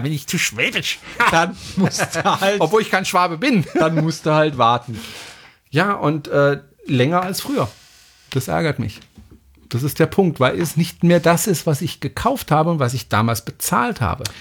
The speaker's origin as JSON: {"language": "German", "country": "France", "moved": "yes", "lives_now": "Germany", "said": "ich bin Franzose"}